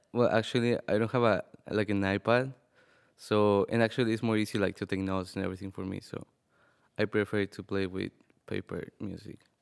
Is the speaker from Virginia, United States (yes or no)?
yes; Arlington, Virginia, United States; I'm from Arlington, Virginia, and I play the trombone